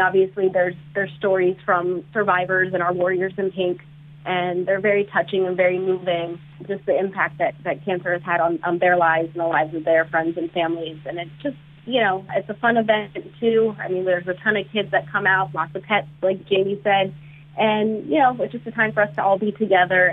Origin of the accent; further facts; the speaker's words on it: South Florida, United States; I grew up in South Florida, and I did a lot of community service in high school